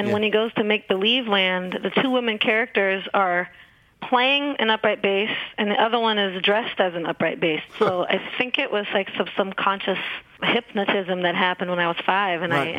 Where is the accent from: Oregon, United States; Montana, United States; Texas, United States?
Oregon, United States; Portland; No, but there was a lot of music here. I mean, you know, it's a music town